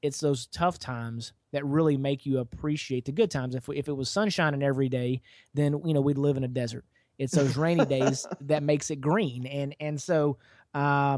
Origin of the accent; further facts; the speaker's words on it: East Texas, United States; also born or lived in Dallas, Texas; I'm fortunate enough to be from Texas, and I grew up out in East Texas